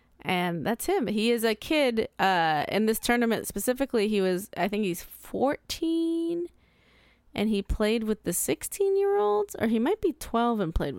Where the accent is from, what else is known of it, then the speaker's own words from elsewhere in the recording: United States; I'm American.